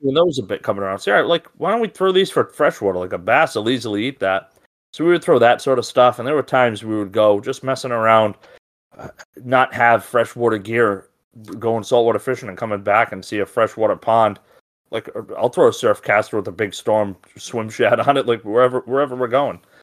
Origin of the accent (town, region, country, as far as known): Rhode Island, United States